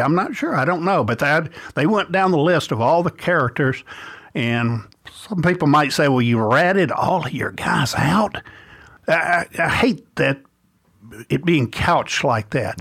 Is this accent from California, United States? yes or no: no; Bossier City, Louisiana, United States; I grew up in Bossier City, Louisiana